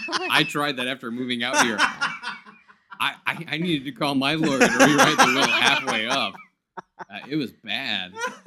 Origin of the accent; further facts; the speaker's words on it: near Detroit, Michigan, United States; I grew up near Detroit